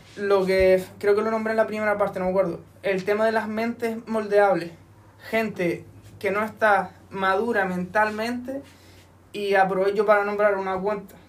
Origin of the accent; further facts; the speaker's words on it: Firgas, Canary Islands, Spain; en mi pueblo